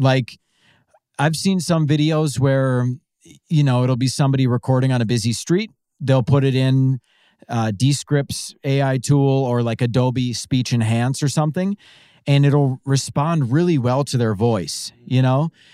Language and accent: English; Pine City, Minnesota, United States; I am originally from a small town called Pine City, Minnesota